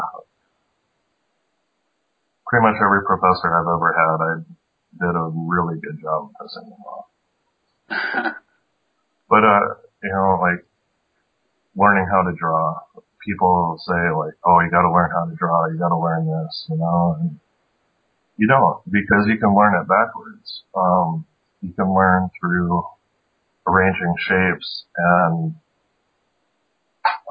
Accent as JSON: {"language": "English", "region": "South Dakota", "country": "United States", "also_born_or_lived": "Seattle", "said": "I moved back from Seattle back to South Dakota. And I was living with my family"}